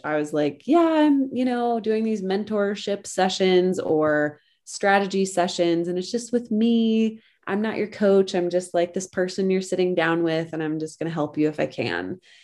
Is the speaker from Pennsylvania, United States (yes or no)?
no; Colorado, United States; moved away; I am originally from Colorado, and I grew up in the middle of nowhere on a ranch